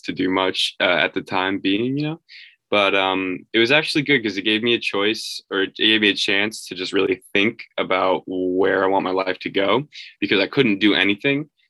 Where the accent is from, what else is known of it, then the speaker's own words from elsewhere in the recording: New York, United States; I'm from New York